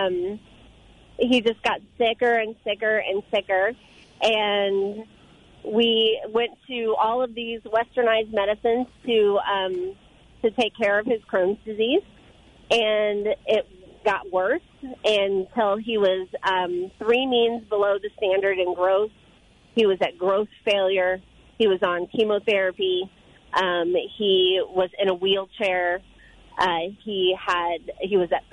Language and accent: English; Illinois, United States; also born or lived in Colorado; I'm originally from Illinois